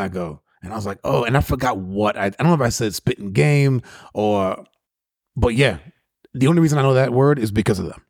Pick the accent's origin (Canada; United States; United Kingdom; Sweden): United States; New York; guys that I grew up with in New York